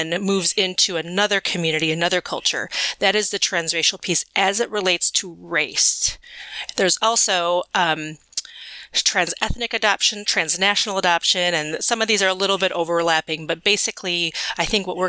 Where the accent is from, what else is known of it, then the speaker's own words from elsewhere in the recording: Midwest, United States; I was adopted as an infant, transracially and internationally into a family into the Midwest